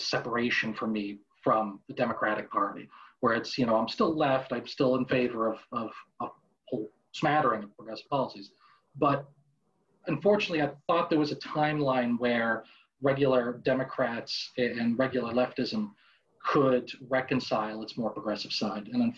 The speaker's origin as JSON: {"language": "English", "town": "Boston", "region": "Massachusetts", "country": "United States", "tie": "born or raised there", "said": "I was born and raised in Boston, Massachusetts"}